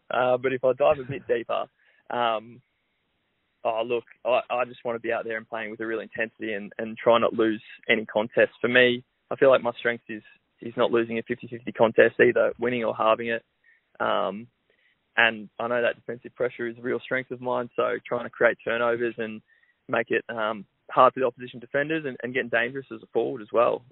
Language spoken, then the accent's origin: English; Melbourne, Victoria, Australia; I grew up in Melbourne